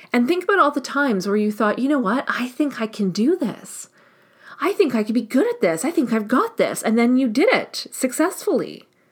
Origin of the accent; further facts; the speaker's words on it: Canada; I'm Canadian